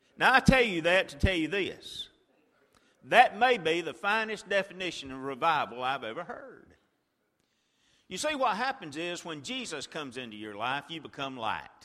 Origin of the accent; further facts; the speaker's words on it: Chilton County, Alabama, United States; when I was a boy, I grew up in Chilton County, Alabama